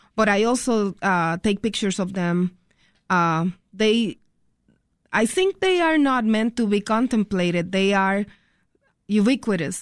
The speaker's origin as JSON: {"language": "English", "country": "Puerto Rico", "tie": "born or raised there", "moved": "yes", "lives_now": "Chicago, United States"}